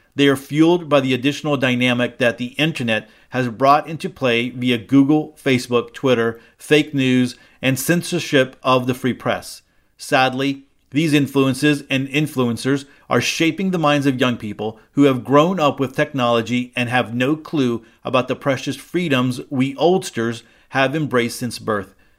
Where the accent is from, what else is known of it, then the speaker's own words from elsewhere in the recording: United States; As an American Jew